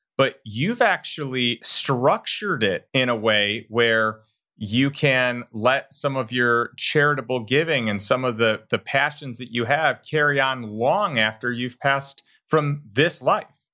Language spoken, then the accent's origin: English; Elgin, Illinois, United States; I grew up in Elgin, and I grew up right down the road from Safety Clean right there